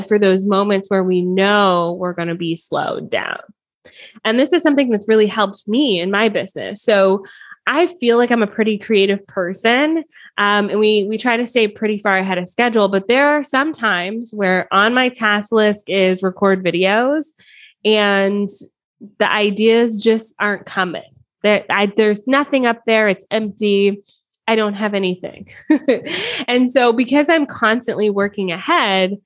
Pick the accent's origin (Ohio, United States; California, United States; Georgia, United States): Georgia, United States; Atlanta; also born or lived in Miami, Florida; now in Southern Ontario, Canada; raised in Atlanta